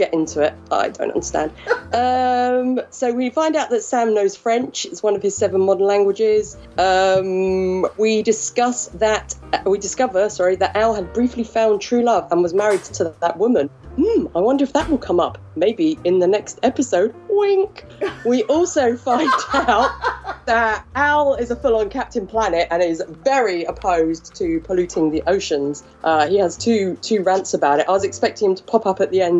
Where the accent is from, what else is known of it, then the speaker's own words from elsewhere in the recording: England, United Kingdom; I'm English